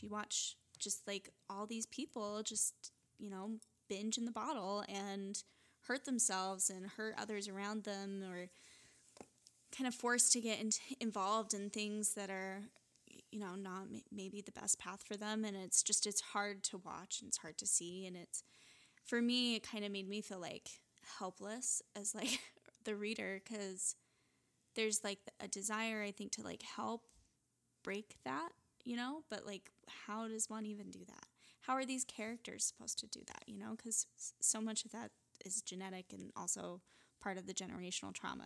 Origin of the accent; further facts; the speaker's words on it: Utah, United States; growing up in Utah